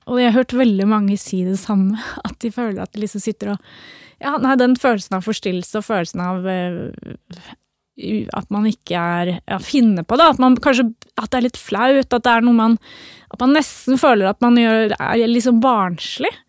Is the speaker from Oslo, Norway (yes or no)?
yes; Oslo, Norway; Jeg har uh, vokst opp eh, midt i byen, eh, på Bislett. Midt mellom øst og vest i Oslo